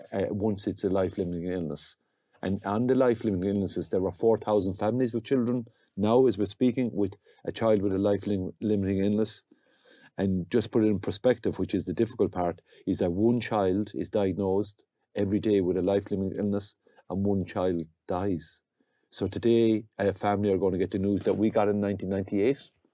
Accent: County Limerick, Munster, Ireland; we're from County Limerick

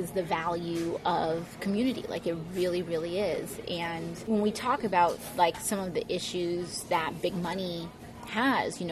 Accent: New York City, New York, United States; also born or lived in Puerto Rico; My family, a lot of my family is from Hunts Point, like Longwood, Southern Boulevard area. So I grew up a lot around there

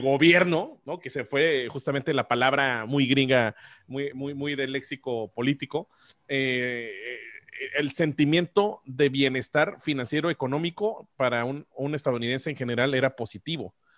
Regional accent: Mexico; como mexicanos

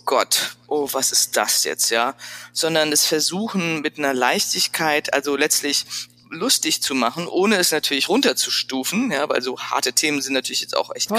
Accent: Frankfurt, Hesse, Germany; born or raised there; accent: Hessian; moved away as an adult; also born or lived in Paris / Milan / Freiburg / San Francisco

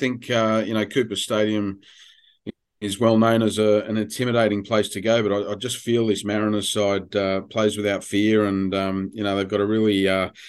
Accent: London, United Kingdom; born there; But I was born in London

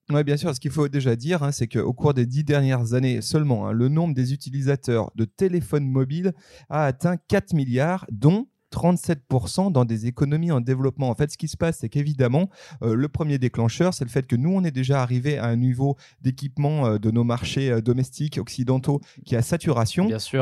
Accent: France; chez nous en France

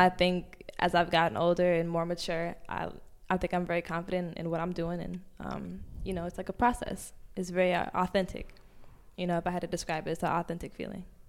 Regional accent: Portland, Oregon, United States; moved away as an adult; also born or lived in Los Angeles, California; now in New York, United States; I'm from Portland, Oregon

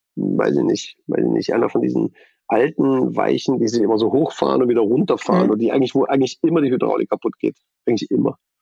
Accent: East Germany, Germany; bin ich Ossi

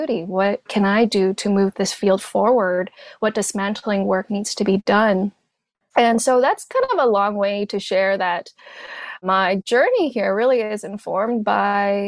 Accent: Hong Kong; first language Cantonese; English is a second language; also born or lived in Canada; now in Austin, United States; growing up in Hong Kong, an Asian body in a British colony

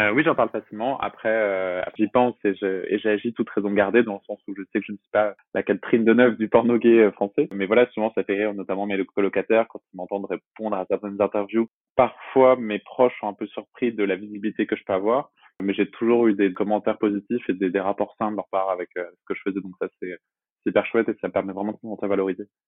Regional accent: Brest, Brittany, France; now in Aubervilliers, France; je suis originaire de Brest en Bretagne

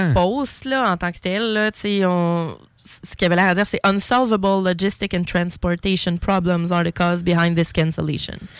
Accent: Quebec, Canada; chez nous, au Québec

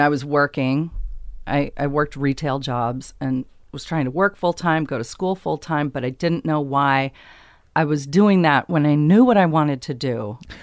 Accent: Long Beach, California, United States; grew up in Long Beach. I grew up in Long Beach

